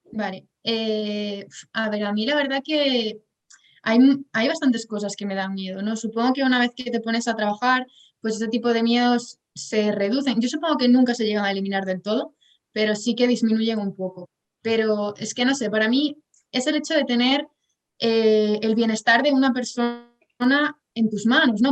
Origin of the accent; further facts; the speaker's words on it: Pontevedra, Galicia, Spain; also born or lived in Santiago de Compostela; soy de Galicia, de Pontevedra